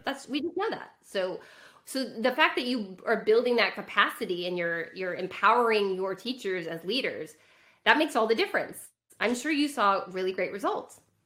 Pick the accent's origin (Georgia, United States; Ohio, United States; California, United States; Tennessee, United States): California, United States; I grew up in California.